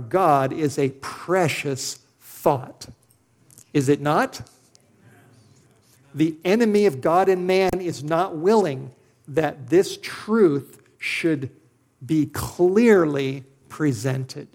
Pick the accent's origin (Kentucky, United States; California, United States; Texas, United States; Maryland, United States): California, United States; Los Angeles; moved away as an adult; now in Idaho, United States; I'm a city boy. I grew up in Los Angeles.